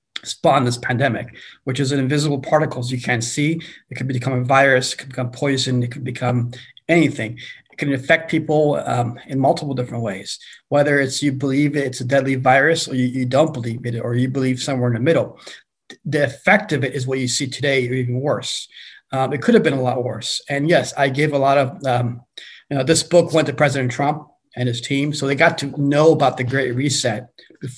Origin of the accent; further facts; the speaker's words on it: Iran; also born or lived in China; now in United States; I was born in Iran, born Muslim